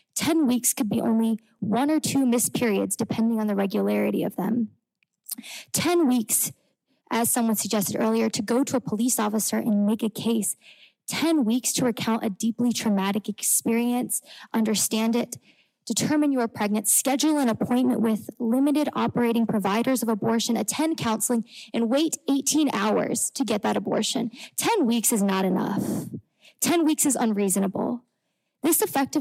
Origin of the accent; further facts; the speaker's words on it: Indiana, United States; moved away as an adult; I grew up in Indiana, attended high school just north of the city